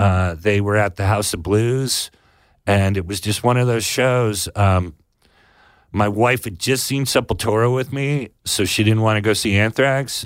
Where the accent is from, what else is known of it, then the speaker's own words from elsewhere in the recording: Sonoma, California, United States; I grew up in Sonoma